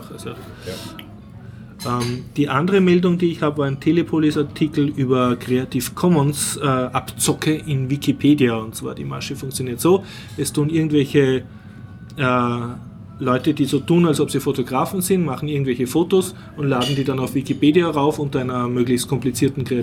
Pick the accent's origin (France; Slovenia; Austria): Austria; ich weine, weil ich bin Österreicher, ich leide mit.